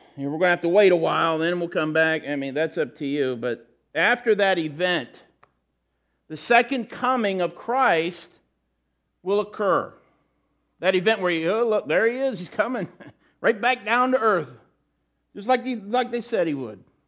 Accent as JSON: {"language": "English", "country": "United States", "said": "As Americans"}